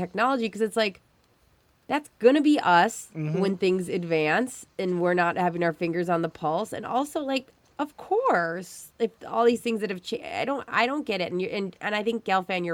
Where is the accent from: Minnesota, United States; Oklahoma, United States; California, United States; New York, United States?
Minnesota, United States; Stillwater; I grew up in Stillwater